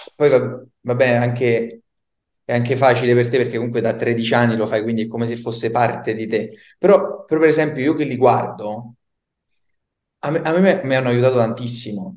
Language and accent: Italian; Campobasso, Molise, Italy; now in Rome, Italy; Io vivo a Roma, però sono del Molise, pensa, di Campobasso